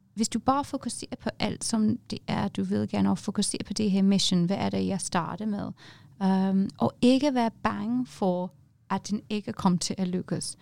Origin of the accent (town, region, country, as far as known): England, United Kingdom; Danish is a second language; moved away as an adult; now in Denmark